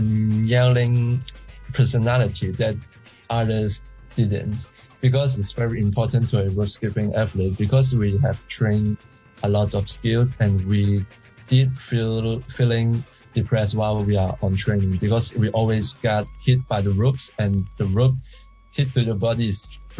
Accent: Hong Kong; I'm an athlete from Hong Kong rope skipping.

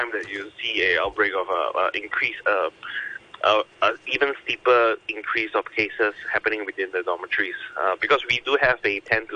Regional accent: Singapore; as a Singaporean

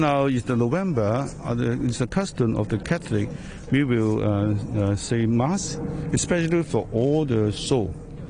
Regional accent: Hong Kong; This is my hometown.

